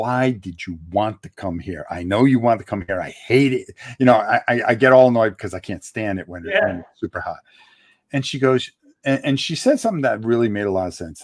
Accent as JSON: {"language": "English", "region": "Connecticut", "country": "United States", "moved": "yes", "lives_now": "Florida, United States", "said": "I'm also from the Northeast originally and from Connecticut"}